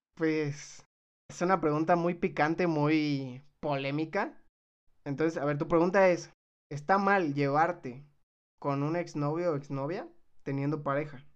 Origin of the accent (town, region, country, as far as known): Mexico